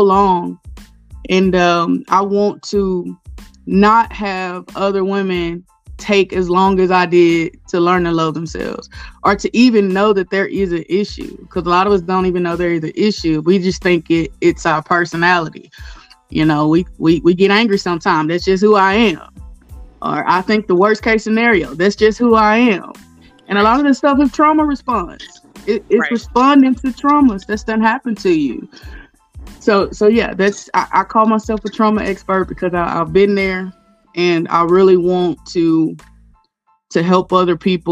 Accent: Castor, Louisiana, United States; also born or lived in Guam; I'm from Castor, Louisiana, which is North Louisiana

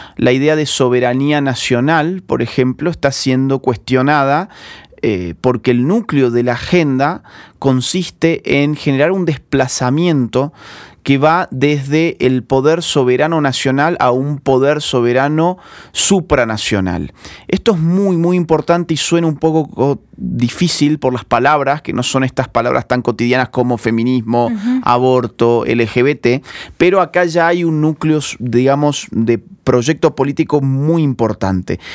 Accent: Argentina; como decimos en, Argentina

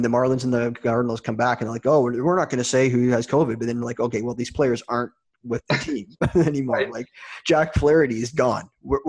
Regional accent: Toronto, Ontario, Canada; I'm from Toronto

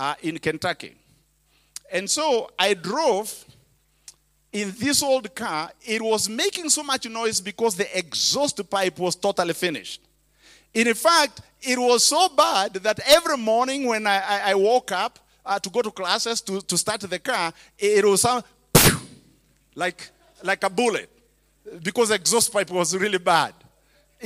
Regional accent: Kenya; English is a second language; moved away as an adult; now in United States; I was a preacher from Kenya

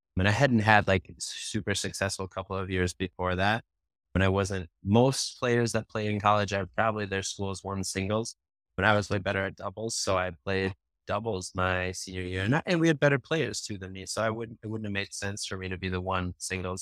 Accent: Hastings, United States; growing up in Hastings, like, my family's from here, both sides are, like, in third generation living here

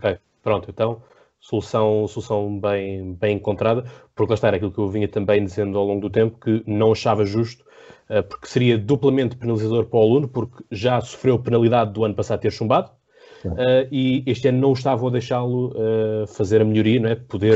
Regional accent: Portugal; 3 é que somos portugueses

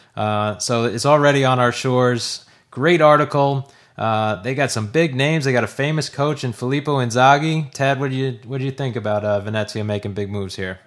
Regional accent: United States; as an American

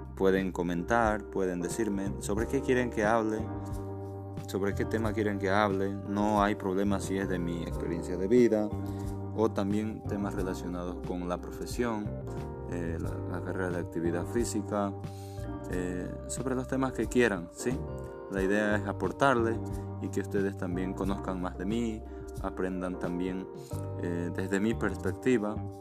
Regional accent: Santa Cruz de la Sierra, Santa Cruz, Bolivia; also born or lived in Cochabamba, Bolivia; yo soy nacido el 15 de diciembre de 1992 en la ciudad de Cochabamba, Bolivia. Posterior a ello, me vine, bueno, mis padres se vinieron a Santa Cruz y desde entonces yo me eduqué, me formé

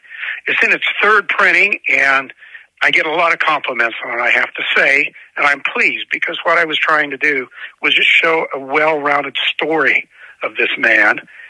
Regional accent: Lawrence, Kansas, United States; moved away as an adult; also born or lived in Newton, Kansas; now in Denver, United States; I was born in Lawrence, Kansas, the site of the Quantrill raid back during the Bleeding Kansas days.

